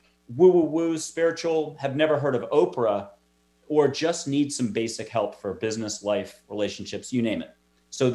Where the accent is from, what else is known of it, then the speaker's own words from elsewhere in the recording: East Coast, United States; moved away as an adult; also born or lived in New York City; now in Texas, United States; I'm from the East Coast. I'm in Texas now